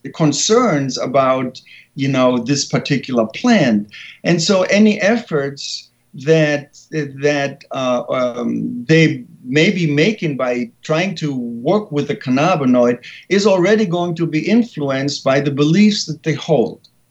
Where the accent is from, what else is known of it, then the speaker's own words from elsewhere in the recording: Germany; English is a second language; moved away as an adult; now in San Francisco, United States; I was born and raised in Germany